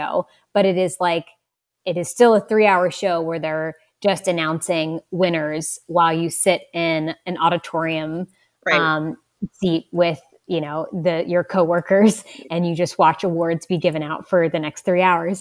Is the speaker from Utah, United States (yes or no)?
no; West Virginia, United States; I'm from West Virginia